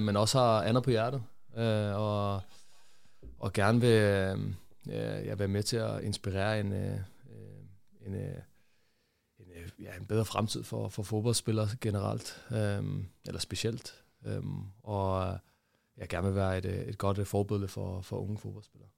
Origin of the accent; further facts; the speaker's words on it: Hvidovre, Capital Region of Denmark, Denmark; jeg voksede op i øh, Hvidovre